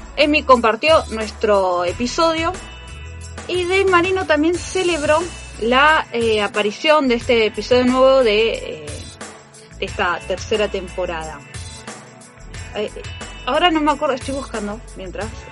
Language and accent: Spanish; Argentina; Seguimos siendo argentinos